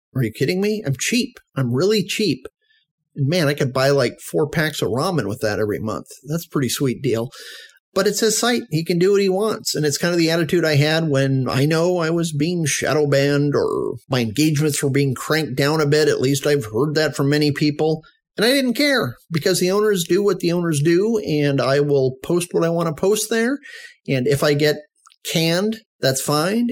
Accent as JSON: {"language": "English", "region": "Arizona", "country": "United States", "said": "In Arizona, my home state"}